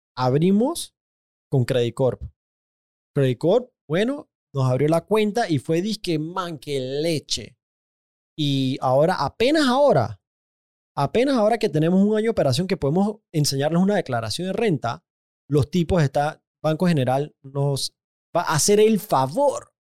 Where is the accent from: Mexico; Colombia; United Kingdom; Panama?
Panama; yo soy panameño, yo nací en Panamá